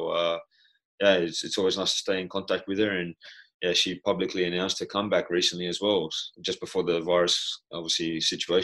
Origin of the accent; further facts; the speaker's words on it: Australia; moved away as an adult; now in Brighton, United Kingdom; both being Australian, growing up in the same area, going to school together.